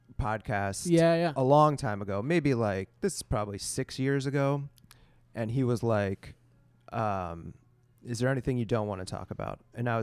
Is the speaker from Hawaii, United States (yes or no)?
no; Pittsburgh, Pennsylvania, United States; we're from Pittsburgh, so we're used to somewhat of cold weather